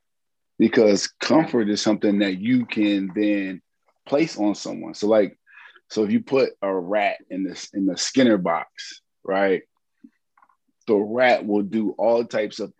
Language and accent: English; Hampton, Virginia, United States; I am from Hampton, Virginia